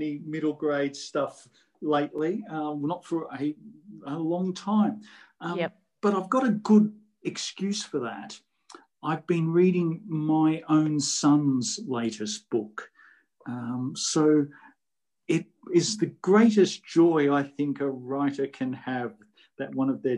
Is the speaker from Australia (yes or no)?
yes; Queensland, Australia; the weird state where I come from, of Queensland